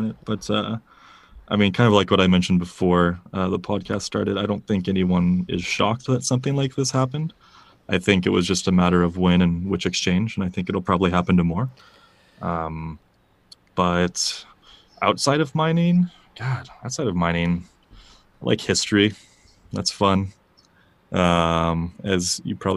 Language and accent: English; California, United States; now in Czech Republic; the farm I grew up on in California